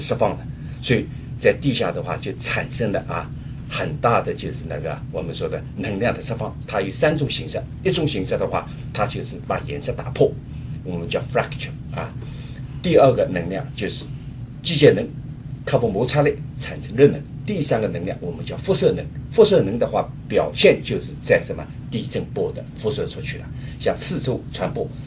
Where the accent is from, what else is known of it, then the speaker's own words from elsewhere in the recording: China; 我们的中国人